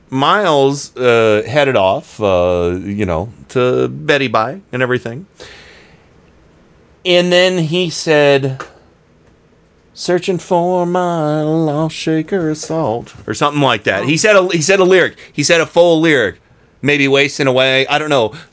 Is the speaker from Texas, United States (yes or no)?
yes; Cleveland, Texas, United States; I'm from Cle- Cleveland, Texas.